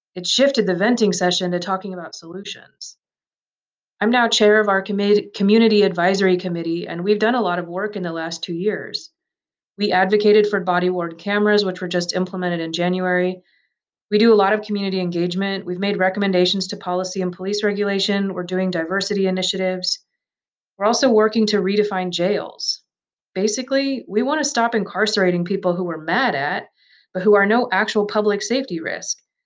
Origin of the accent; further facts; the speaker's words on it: Pine Ridge Reservation, South Dakota, United States; I grew up on Pine Ridge Reservation, around an hour away from here